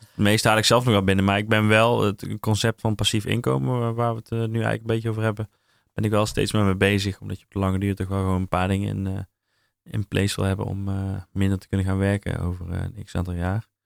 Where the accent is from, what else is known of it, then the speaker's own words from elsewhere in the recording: North Brabant, Netherlands; Ik ben een Brabander